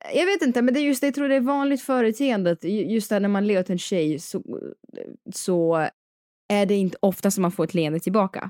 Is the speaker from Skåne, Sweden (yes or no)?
no; Dalarna County, Sweden; also born or lived in Paris; now in Stockholm, Sweden; jag kommer också från Dalarna